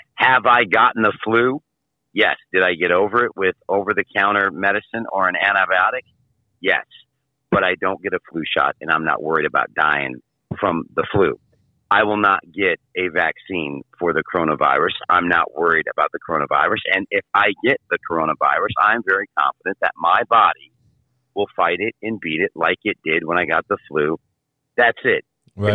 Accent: Michigan, United States; moved away; I'm from Michigan

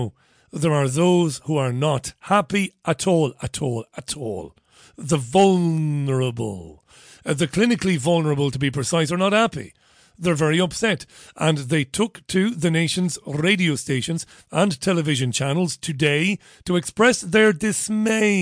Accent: Waterford, Munster, Ireland; moved away; I come from Waterford. I come from a coastal city. I've lived through quite a few storms going up by the sea.

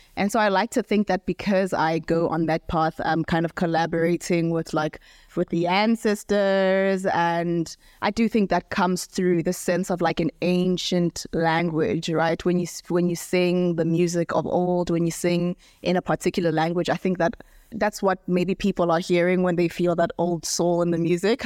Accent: Lesotho; moved away as an adult; now in South Africa; I grew up in Lesotho, so we speak predominantly Sesotho

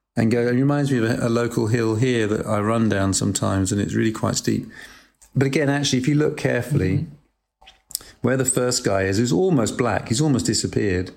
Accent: United Kingdom; also born or lived in Macclesfield, England; I was brought up in Britain, and um, there was a period of a few years when I lived in a town called Macclesfield, which is in the north near Manchester

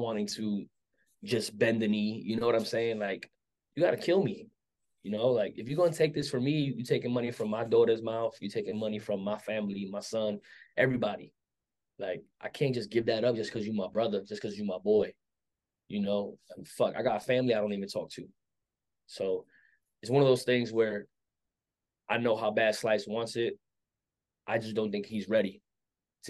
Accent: New York City, New York, United States; growing up in Brooklyn

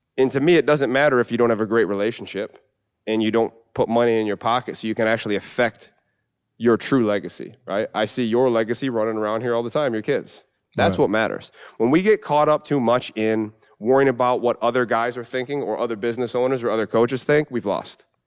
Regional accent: New York, United States; And it's home. Uh, you know, my, my hometown

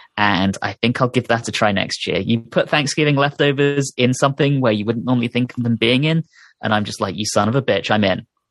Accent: United Kingdom; moved away; growing up in Britain

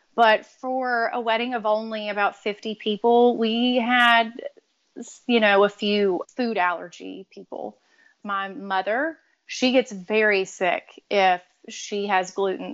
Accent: Louisiana, United States; we're both from Louisiana

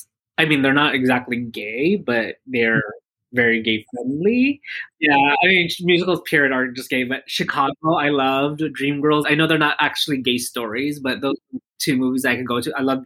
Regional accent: Philippines; Yeah, you know, like obviously, you know, with Filipinos, we're all about family, although there is drama within the family.

